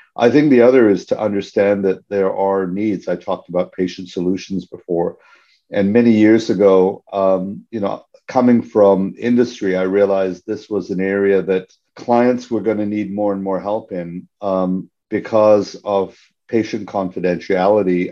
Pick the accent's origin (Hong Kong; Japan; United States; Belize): Hong Kong; moved away; also born or lived in Canada; I'm a Canadian citizen, ethnically Indian, born and raised in Hong Kong